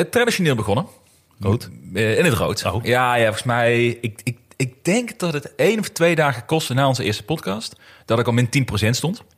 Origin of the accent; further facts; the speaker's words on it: Netherlands; als Nederlander zijnde